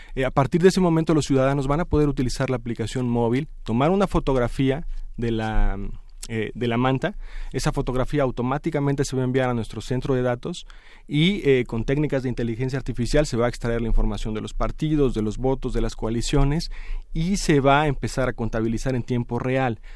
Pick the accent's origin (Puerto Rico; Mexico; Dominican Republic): Mexico; como la mayoría de los mexicanos